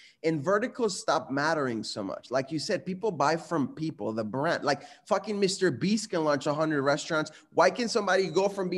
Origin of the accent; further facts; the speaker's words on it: Guadalajara, Jalisco, Mexico; moved away; I was born and raised in Mexico in a city called Guadalajara